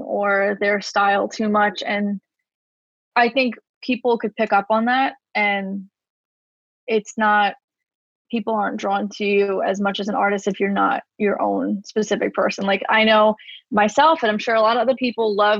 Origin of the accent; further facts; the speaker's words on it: New York City, New York, United States; I'm from Staten Island, New York